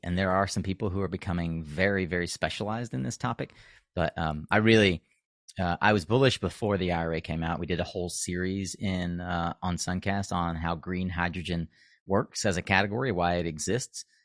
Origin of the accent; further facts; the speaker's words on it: North Carolina, United States; my home state of North Carolina